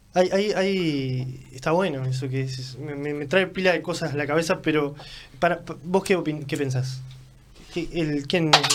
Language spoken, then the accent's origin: Spanish; San José, Uruguay; soy de, San José, pero podría ser de cualquier lugar.